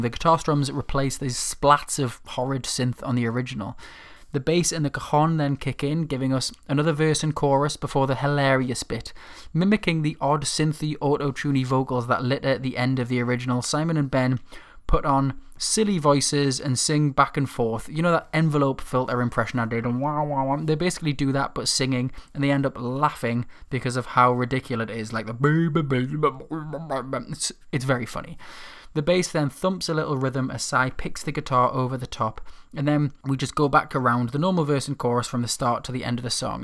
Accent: Newcastle upon Tyne, North East England, United Kingdom; my hometown

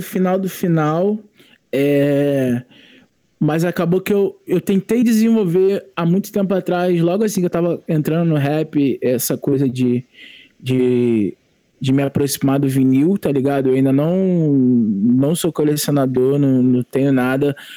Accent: Mesquita, Rio de Janeiro, Brazil; also born or lived in São João de Meriti; de ter nascido em São João, é, de dois, de, com dois anos de idade e morar em Mesquita, porque meus pais estavam se separando, é, e aí ter passado minha infância, minha, minha, minha adolescência em Mesquita

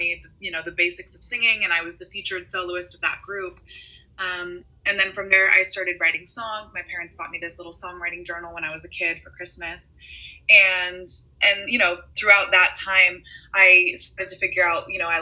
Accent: Los Angeles, California, United States; I am born and raised in Los Angeles

